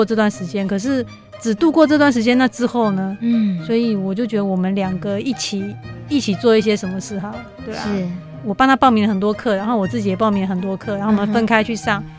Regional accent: Xinwu, Taoyuan, Taiwan; 小小时候在新屋也很爱抓虫

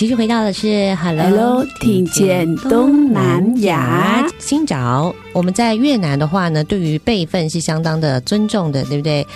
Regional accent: Taiwan; 因为我从小在台湾长大嘛

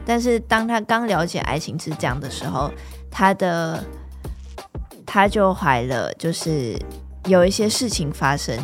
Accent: Vietnam; first language Vietnamese; Chinese is a second language; now in Taiwan; 只是对于我就是越南来的

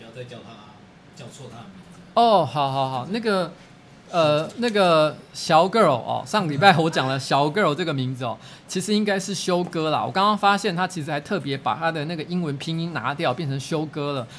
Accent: Taipei, Taiwan; 因为我从小住在绵阳社区，我一直觉得绵阳社区是台北市的小天龙区

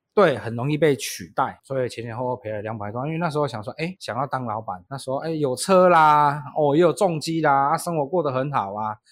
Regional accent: Taiwan; also born or lived in Japan; 毕竟我台湾人

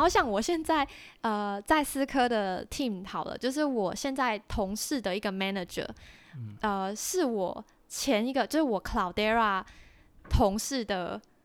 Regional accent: Taiwan; moved away as an adult; also born or lived in Australia; now in Singapore; 我是台湾人

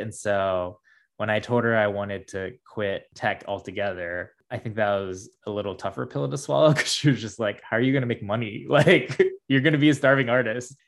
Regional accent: Midwest, United States; growing up in the States and growing up in the Midwest

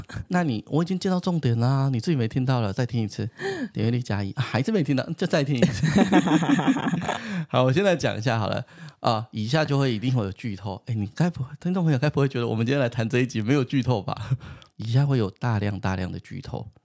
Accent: Taiwan; 好险我生在台湾

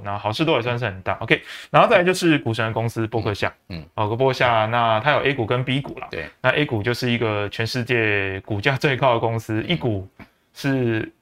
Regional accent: Taiwan; 甚至我们台湾人经济奇迹

